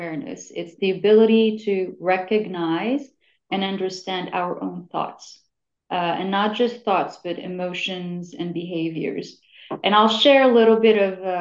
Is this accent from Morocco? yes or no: yes; Morocco; moved away; I'm originally from Morocco